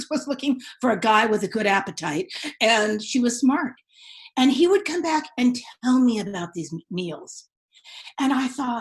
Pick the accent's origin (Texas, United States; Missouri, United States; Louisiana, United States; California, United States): California, United States; San Francisco; I'm from San Francisco.